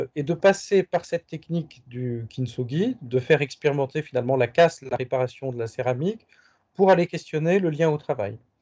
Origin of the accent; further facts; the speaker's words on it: Paris, Île-de-France, France; also born or lived in India / Japan; un retour à Paris où j'ai grandi adolescent, puis jeune adulte